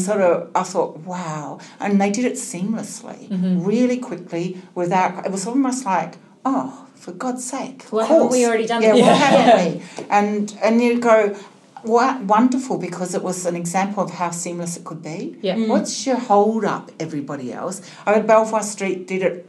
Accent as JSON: {"language": "English", "town": "Melbourne", "region": "Victoria", "country": "Australia", "said": "I'm from Melbourne"}